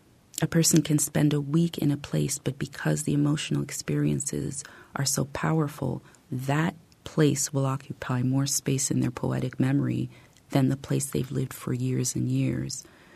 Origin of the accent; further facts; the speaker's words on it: Canada; also born or lived in United States / Paris, France; I grew up largely in Canada and the U.S. I was born in Paris.